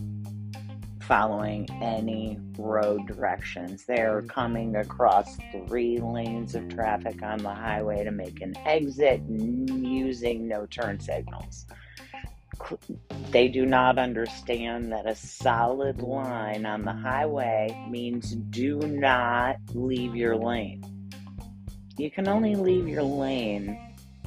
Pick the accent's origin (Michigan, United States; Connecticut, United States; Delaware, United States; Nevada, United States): Michigan, United States; now in New England, United States; I grew up in Michigan, where everybody drives 90 miles an hour